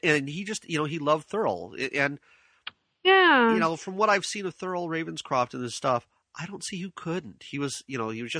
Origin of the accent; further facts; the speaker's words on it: Santee, California, United States; a radio DJ out of my hometown in Santee.